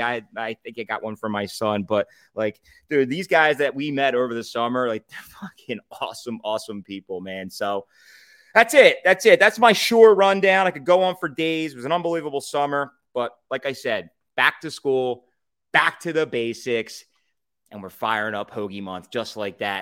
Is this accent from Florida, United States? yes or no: no; Philadelphia, Pennsylvania, United States; I'm from Philadelphia